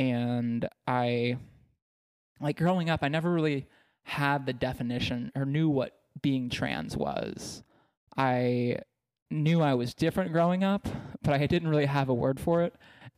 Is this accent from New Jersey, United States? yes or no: no; Texas, United States; I was ashamed of it based on growing up in East Texas.